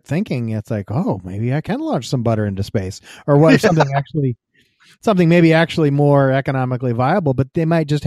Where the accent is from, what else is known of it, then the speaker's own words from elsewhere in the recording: United States; as American kids